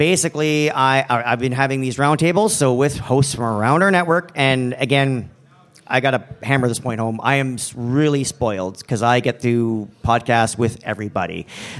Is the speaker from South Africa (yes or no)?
no; Canada; now in Chicago, United States; Okay, and it's not because I'm Canadian and I have to be overly polite. Well, legally we have to be, but... I'm in Chicago, so I can be an asshole if I want to, apparently.